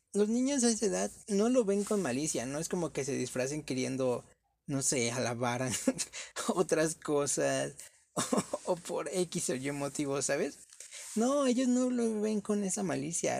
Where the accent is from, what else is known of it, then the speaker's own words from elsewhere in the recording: Mexico; uno como mexicano